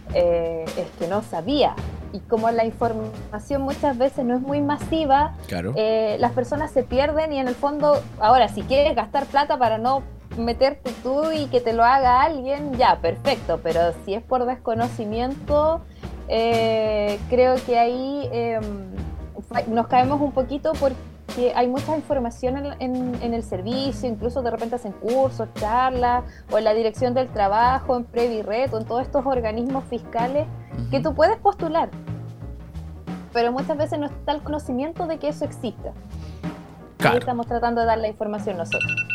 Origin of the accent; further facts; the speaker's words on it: Concepción, Biobío, Chile; also born or lived in Santiago; yo soy nacida acá en Concepción